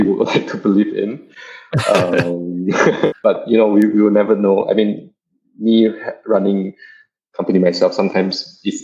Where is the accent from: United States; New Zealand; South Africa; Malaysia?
Malaysia; also born or lived in Kuala Lumpur; as a Malaysian who have lived in KL for like 5-6 years, who basically lived most of my life in Malaysia